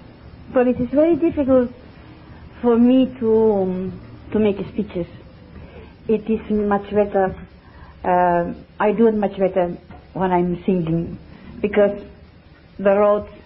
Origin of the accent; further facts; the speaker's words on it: Barcelona, Catalonia, Spain; English is a second language; I was born in Barcelona, the 1st November 1923